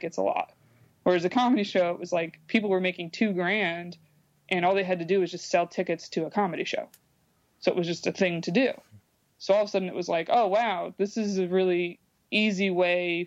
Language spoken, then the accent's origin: English; Binghamton, New York, United States; now in New York City, United States; it's my hometown, that it's like, I like bringing, you know, some revenue to these organizations that like helped me when I was growing up